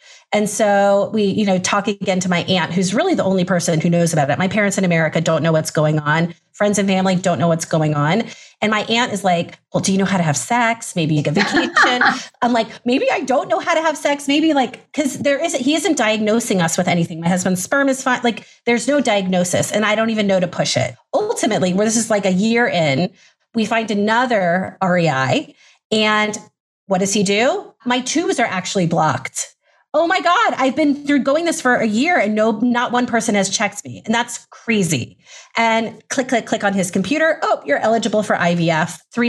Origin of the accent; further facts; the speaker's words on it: United States; accent: American; also born or lived in Israel / Atlanta, Georgia; Clearly you hear in my voice, I'm American. I live right now in Atlanta, Georgia, but my father's Israeli. I grew up going to Jewish day school